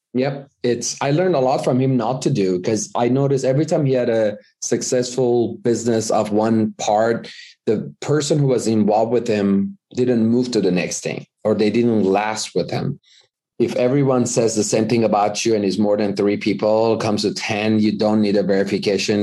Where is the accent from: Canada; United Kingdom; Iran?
Iran; moved away as an adult; now in United States; I was born in the U S, but I was raised in Iran